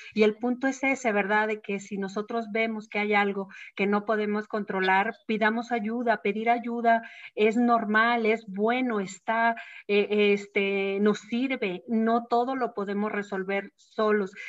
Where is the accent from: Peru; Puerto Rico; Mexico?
Mexico; la educación que nosotros tenemos como mexicanos de la muerte